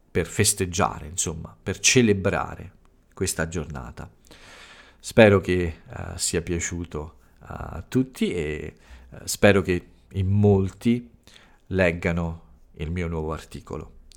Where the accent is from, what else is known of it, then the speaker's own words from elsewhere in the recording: Italy; ho parlato un po' delle origini e di alcuni fatti più importanti accaduti nel mio paese, alcuni momenti importanti eh, nella eh, lotta per i diritti eh, delle donne nel, eh, in Italia.